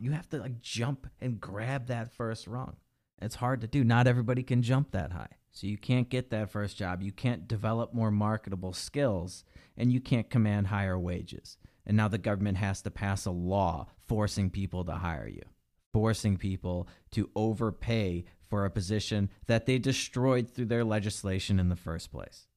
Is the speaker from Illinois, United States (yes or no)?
yes; Illinois, United States; Illinois, my home state.